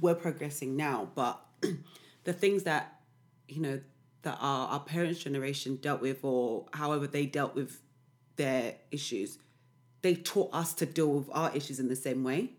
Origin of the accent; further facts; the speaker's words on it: London, United Kingdom; now in East London, United Kingdom; I'm always from South